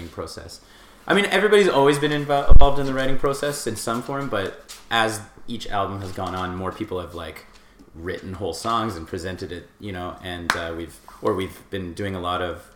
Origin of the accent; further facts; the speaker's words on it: Richmond Hill, Ontario, Canada; moved away; also born or lived in Fernie; I grew up in southern Ontario in a town called Richmond Hill